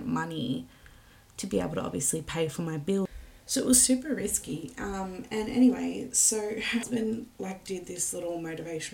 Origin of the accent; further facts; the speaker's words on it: Wollongong, New South Wales, Australia; I'm from Wollongong